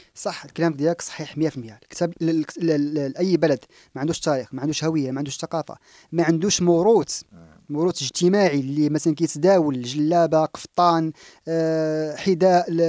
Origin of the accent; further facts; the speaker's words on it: Morocco; حنا كمغاربة